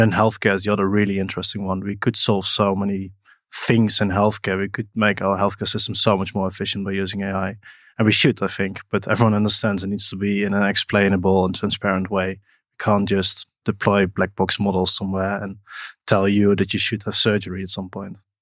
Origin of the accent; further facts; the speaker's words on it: Netherlands; I once did a bit of cleaning in a company in my hometown in the Netherlands